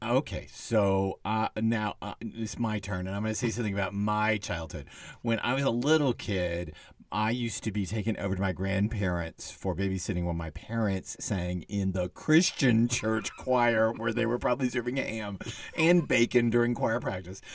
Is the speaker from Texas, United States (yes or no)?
yes; Texas, United States; it's not anything I grew up with in Texas